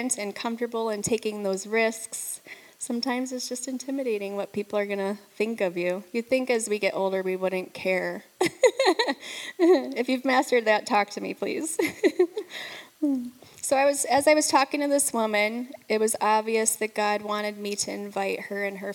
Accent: near Detroit, Michigan, United States; moved away; I grew up in near Detroit, so there's a lot of Italian food, which I miss a lot.

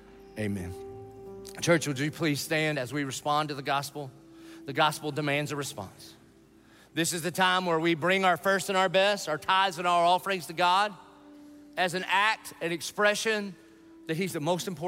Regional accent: the South, United States; I grew up in the South

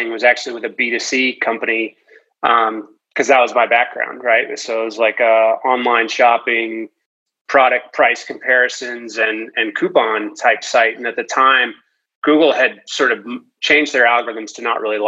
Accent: Boston, Massachusetts, United States; I was a ski racer growing up from the East Coast. I'm from the Boston area

